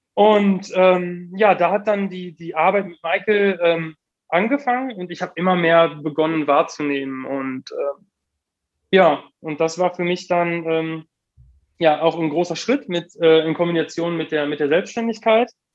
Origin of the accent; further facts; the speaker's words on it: Heiden, North Rhine-Westphalia, Germany; in Heiden groß geworden, Heiden aufgewachsen.